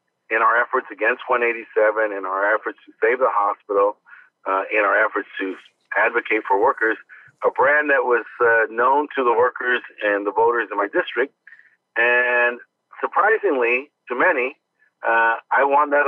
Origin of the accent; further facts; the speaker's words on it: Los Angeles, California, United States; also born or lived in Barstow, California; I was born there, but I grew up in Boyle Heights